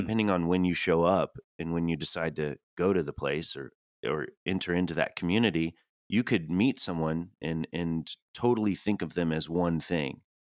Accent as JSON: {"language": "English", "region": "Tennessee", "country": "United States", "accent": "Tennessee", "moved": "yes", "said": "I'm from the Southeast, and Julie always rolls her eyes when I change that \"ah\" to an epsilon"}